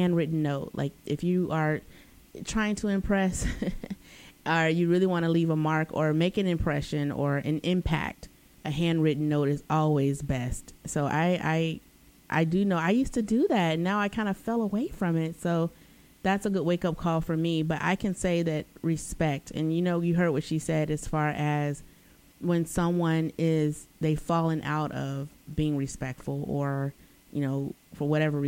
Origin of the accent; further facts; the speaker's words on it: United States; Being an American